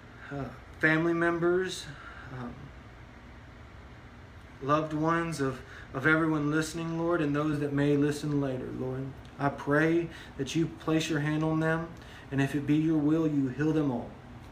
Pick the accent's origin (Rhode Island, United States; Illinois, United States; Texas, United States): Texas, United States; we live in Texas, right? We're a Texan